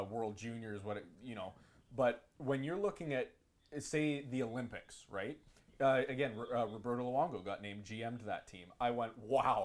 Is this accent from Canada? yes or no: yes; Canada; as a Canadian hockey fan